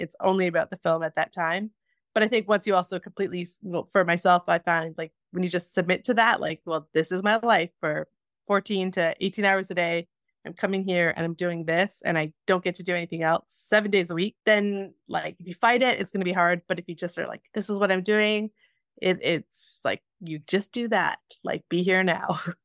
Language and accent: English; Spruce Grove, Alberta, Canada; moved away; also born or lived in Edmonton; I was born in Edmonton and then was raised pretty much just outside of Spruce Grove